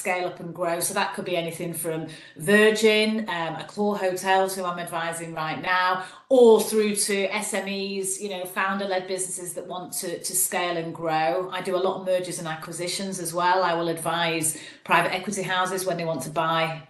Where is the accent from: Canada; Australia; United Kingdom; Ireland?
United Kingdom; Manchester, North West England; accent: Mancunian; also born or lived in Leeds; I am a Mancunian by my dulcet tone. So I grew up in Manchester